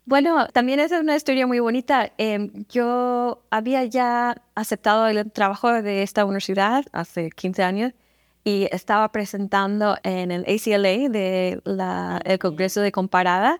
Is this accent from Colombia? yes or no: no; San Antonio, Texas, United States; Spanish is a second language; moved away; also born or lived in Kansas; yo crecí en San Antonio, entonces yo a mi alrededor, en los barrios en que crecí, había mucha gente siempre hablando español